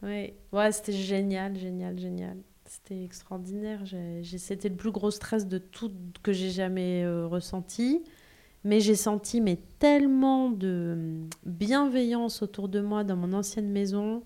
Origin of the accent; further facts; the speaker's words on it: Aix-en-Provence, Provence-Alpes-Côte d'Azur, France; j'ai grandi en province, à Aix-en-Provence